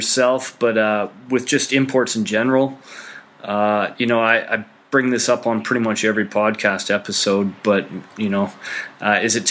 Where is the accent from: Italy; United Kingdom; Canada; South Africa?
Canada; moved away as an adult; now in Austria; as a Canadian